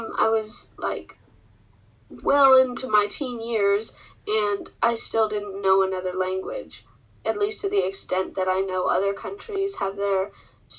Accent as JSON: {"language": "English", "country": "United States", "first_language": "English", "said": "I'm from the United States, and my first language is English"}